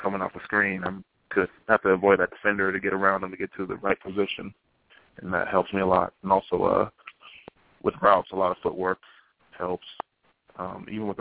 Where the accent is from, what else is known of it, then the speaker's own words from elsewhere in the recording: United States; being an American, I'm used to our American style of play